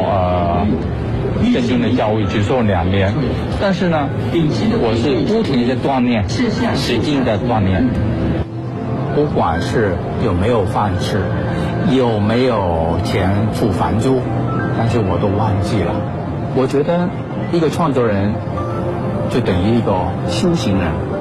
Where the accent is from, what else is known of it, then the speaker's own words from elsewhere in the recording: China; 我就是中国人，在我的作品之中有蝉、蝴蝶、蜻蜓、飞天、龙等等，很容易可以看得出来，中国传统文化对我的创作的影响是根深蒂固的。